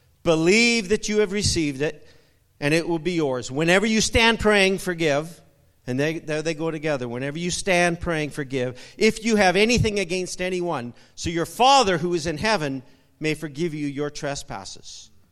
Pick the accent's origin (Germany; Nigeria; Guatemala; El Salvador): Guatemala; It's like me growing up, being 30 years in Guatemala. I know when there's mangoes on the tree.